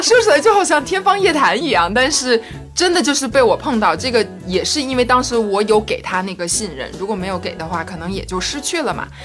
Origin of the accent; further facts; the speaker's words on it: northern China, China; 作为一个北方人嘛，我的身高很高